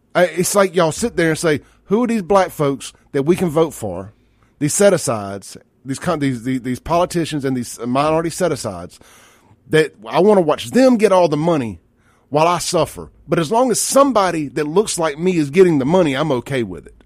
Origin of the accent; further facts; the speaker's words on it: Jackson, Mississippi, United States; I'm from South Jackson